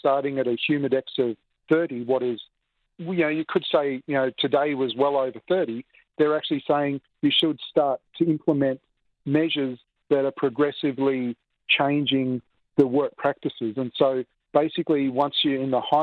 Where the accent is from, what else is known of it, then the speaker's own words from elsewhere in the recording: Australia; now in Toronto, Canada; I come from Australia